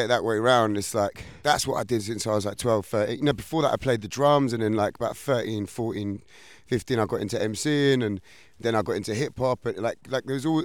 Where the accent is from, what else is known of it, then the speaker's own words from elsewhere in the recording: London, United Kingdom; I grew up on Delight FM because I was at Southwest and Delight FM was in Battersea at the time